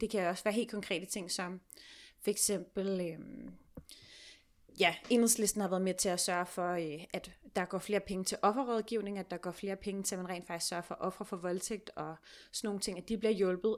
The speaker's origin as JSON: {"language": "Danish", "town": "Copenhagen", "region": "Capital Region of Denmark", "country": "Denmark", "said": "er jeg selv fra Sydhavn, bor på Vesterbro"}